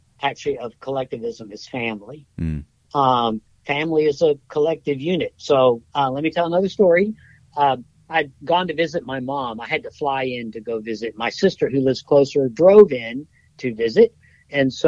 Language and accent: English; United States; I'm an American.